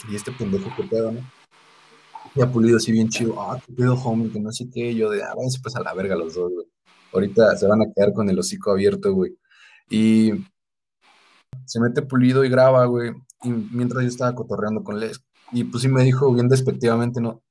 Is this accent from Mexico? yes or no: yes; Pátzcuaro, Michoacán, Mexico; yo soy de Patscuaro